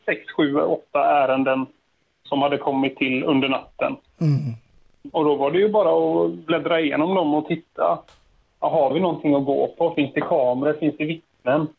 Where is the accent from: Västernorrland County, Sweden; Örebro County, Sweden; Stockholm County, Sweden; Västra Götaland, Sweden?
Västra Götaland, Sweden; Landvetter; jag är uppvuxen eh, en bit öster om eh, Göteborg. Det är ingen hemlighet. Landvetter.